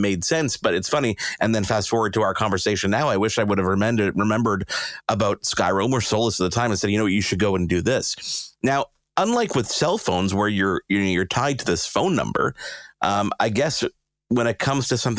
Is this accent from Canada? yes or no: yes; Canada